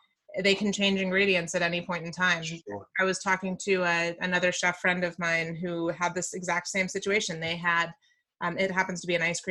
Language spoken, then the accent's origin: English; Maryland, United States; I grew up in Maryland.